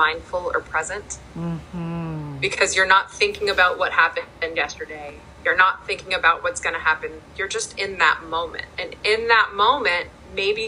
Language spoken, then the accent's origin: English; Pittsburgh, Pennsylvania, United States; I was born in Pittsburgh